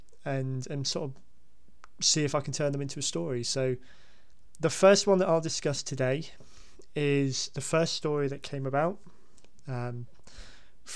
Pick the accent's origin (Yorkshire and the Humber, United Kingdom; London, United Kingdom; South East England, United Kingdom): South East England, United Kingdom; Basingstoke; growing up in Basingstoke